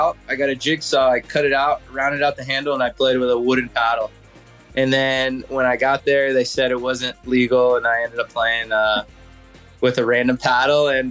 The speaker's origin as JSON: {"language": "English", "town": "Melbourne Beach", "region": "Florida", "country": "United States", "tie": "born or raised there", "said": "I grew up here in Melbourne Beach, Florida"}